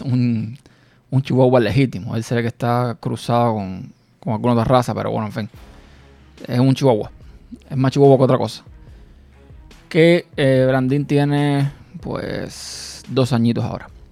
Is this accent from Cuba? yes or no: yes; Cuba; moved away; Yo nací en un pueblo en mi país natal, que es Cuba, en un pueblo, digamos, de campo